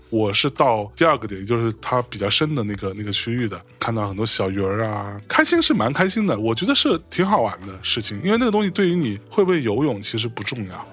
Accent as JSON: {"language": "Chinese", "country": "China", "said": "我们中国人"}